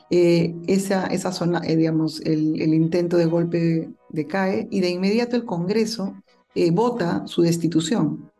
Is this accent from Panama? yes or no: no; Peru; en mi país